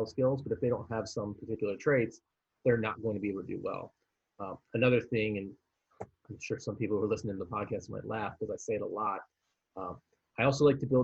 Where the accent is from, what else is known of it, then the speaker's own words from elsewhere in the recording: Philadelphia, Pennsylvania, United States; moved away as an adult; also born or lived in Miami, Florida; I was from Philadelphia. I was going to go back there for the summer anyway.